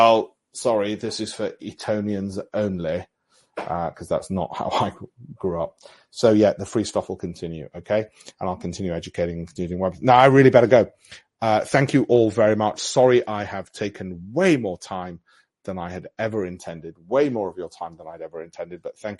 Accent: Armley, Yorkshire and the Humber, United Kingdom; I grew up in Armley with no silver spoon, but I don't want those other people who can't afford all this to be left out.

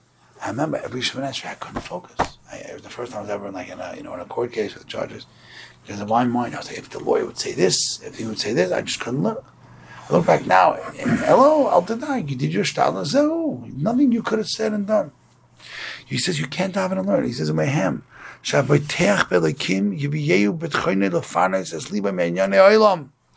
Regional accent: Brooklyn, New York, United States; I'm from Borough Park

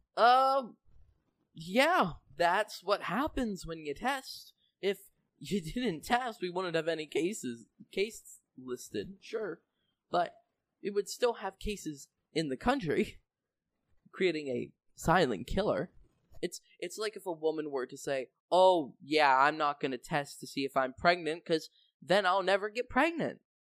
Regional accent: Canada; I'm from Canada

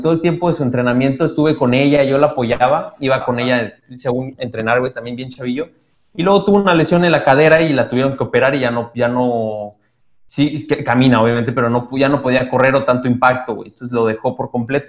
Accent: Toluca, State of Mexico, Mexico; moved away as an adult; now in Monterrey, Mexico; soy de Toluca, güey. Yo llegué acá hace 12 años, güey, ya 12 años. Ya soy adoptado, güey, acá en Monterrey

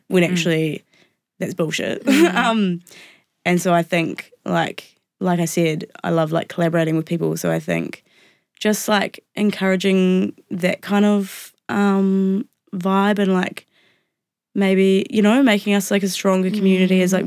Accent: Wairarapa, Wellington, New Zealand; I grew up in the Wairarapa

